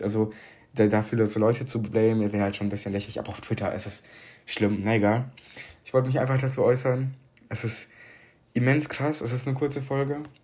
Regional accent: Ukraine; now in Germany; dass ich aus der Ukraine komme

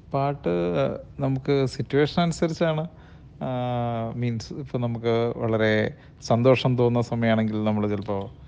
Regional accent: Areekode, Kerala, India; അരീക്കോടാണ് ഞങ്ങളുടെ വീട് അരീക്കോട് പൂവത്തിക്കണ്ടി എന്ന് പറഞ്ഞ സ്ഥലത്താണ് വീട്

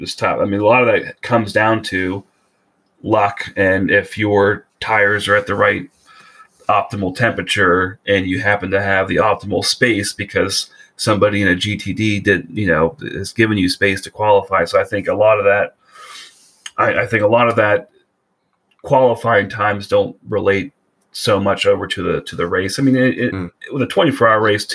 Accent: Cincinnati, Ohio, United States; I grew up in Cincinnati

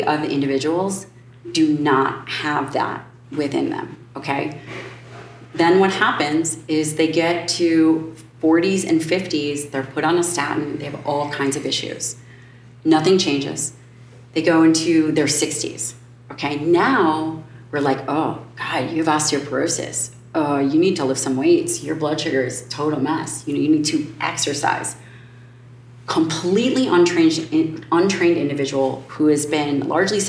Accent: Chicago, Illinois, United States; I'm from Chicago

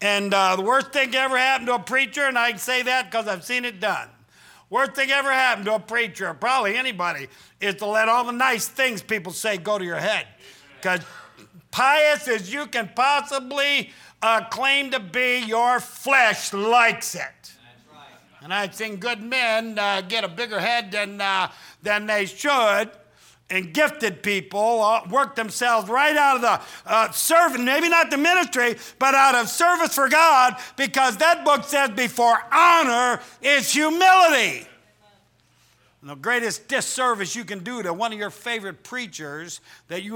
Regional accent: Midwest, United States; we're normal people from the Midwest

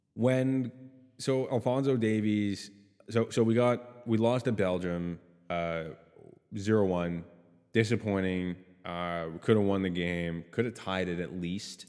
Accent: Canada; I'm Canadian

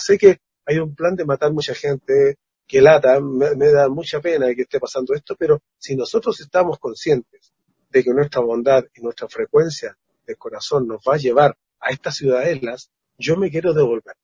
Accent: Chile; como chileno

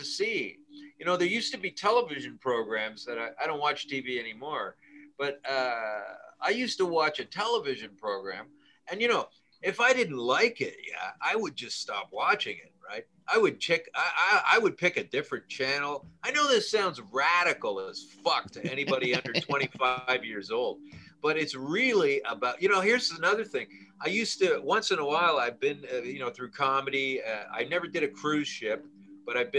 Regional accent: Canada; I'm from Canada.

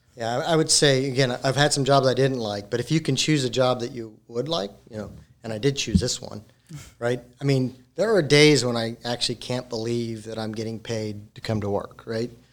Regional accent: Colorado, United States; moved away; I'm originally from Colorado

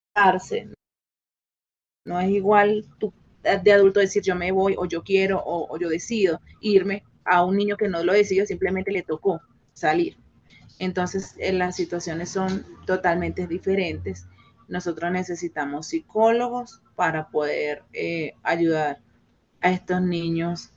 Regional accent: Venezuela; now in Colombia; como venezolano

